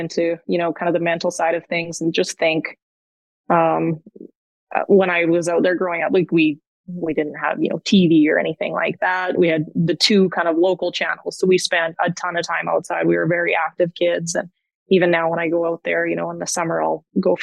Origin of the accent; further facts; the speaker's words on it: Edgerton, Alberta, Canada; now in Edmonton, Canada; I grew up about 3 hours, maybe east of Edmonton. It's a really small village. There's about 500 people. Edgerton, Alberta is the name of it